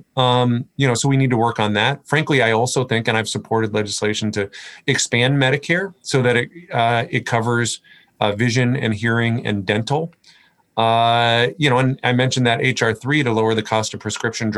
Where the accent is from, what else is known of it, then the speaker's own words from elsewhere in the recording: Port Angeles, Washington, United States; I grew up in Port Angeles.